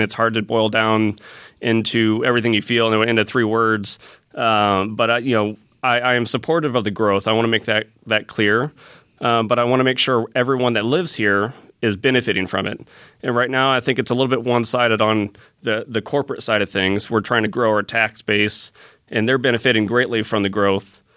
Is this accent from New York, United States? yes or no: no; Fort Wayne, Indiana, United States; now in Fishers, United States; I grew up in Fort Wayne